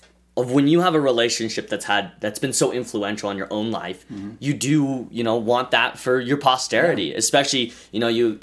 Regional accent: Idaho, United States; I think that just growing up in Idaho, I think it's made me a more simple person.

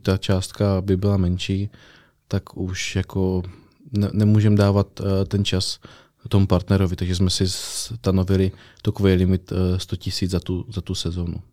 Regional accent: Přerov, Olomouc Region, Czechia; also born or lived in Zlín; now in Brno, Czech Republic; jsem z Přerova, ale vzal jsem to ještě přes Zlín, kde jsem hrál basket a Brno jsem si zamiloval

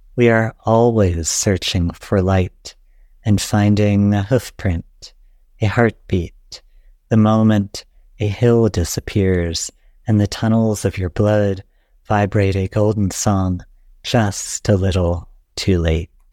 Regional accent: Appalachia, United States; moved away as an adult; also born or lived in Illinois; I left Appalachia to go to Illinois for graduate school in poetry

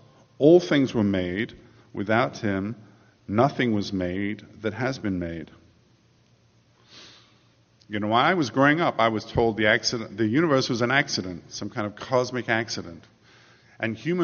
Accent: England, United Kingdom; moved away as an adult; now in United States; I grew up in England. For the first 30 years of my life, I was an Englishman.

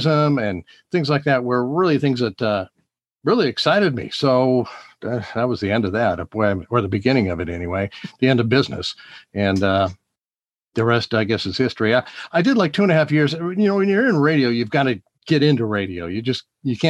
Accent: Bainbridge Island, Washington, United States; also born or lived in Seattle; we moved to Bainbridge Island from Seattle

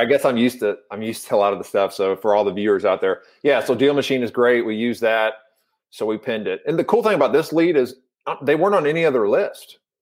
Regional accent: Louisville, Kentucky, United States; I'm from Louisville, Kentucky

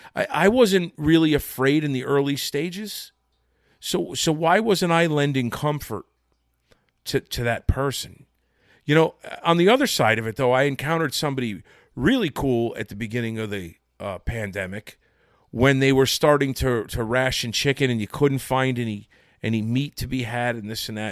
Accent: Connecticut, United States; now in New Jersey, United States; I was born and raised in Connecticut

